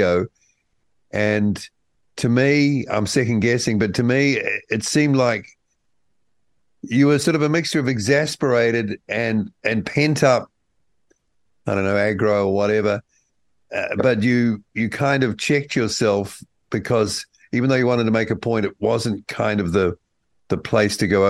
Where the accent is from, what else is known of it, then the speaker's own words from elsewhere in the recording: New Zealand; as a Kiwi